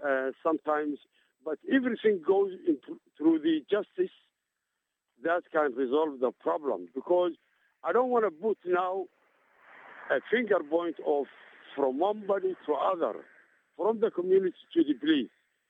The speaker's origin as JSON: {"language": "English", "country": "Canada", "said": "And we have, as a Canadian, multiculturalism."}